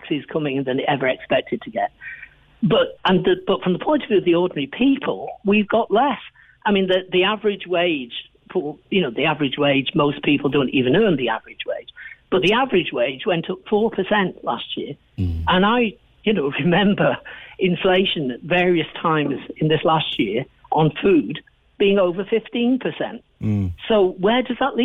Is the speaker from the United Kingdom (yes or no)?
yes; England, United Kingdom; moved away as an adult; now in Ireland; I'm from England, as people probably realise, but I've been here 44 years now